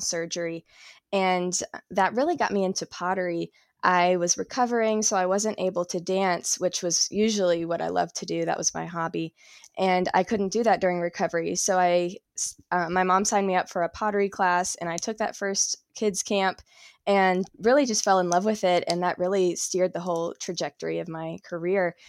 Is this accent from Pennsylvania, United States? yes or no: no; South Carolina, United States; moved away as an adult; now in Asheville, United States; I'm originally from South Carolina. I moved to Asheville, North Carolina, about two years ago